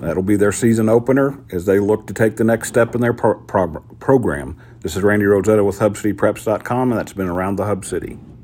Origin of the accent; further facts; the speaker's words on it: Kansas, United States; moved away; growing up in Kansas